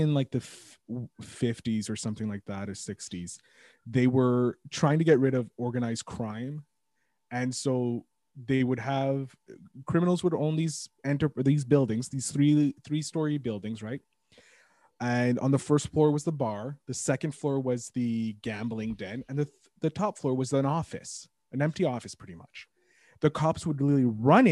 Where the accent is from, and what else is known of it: Quebec, Canada